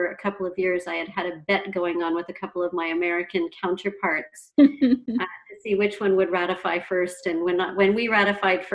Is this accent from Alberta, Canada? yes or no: no; Ottawa, Ontario, Canada; I'm from Ottawa, Ontario, and I work with the Canadian National Institute for